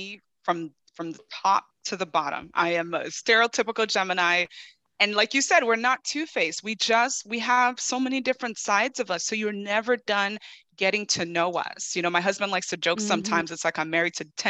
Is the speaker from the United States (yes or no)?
no; Nigeria; moved away; I'm first gen. I'm originally from Nigeria. So my parents are immigrants. I'm an immigrant.